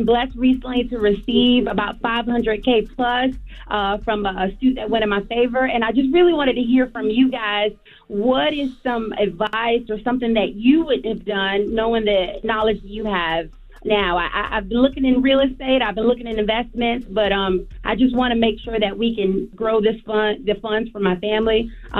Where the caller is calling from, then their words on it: Virginia, United States; I'm calling from Virginia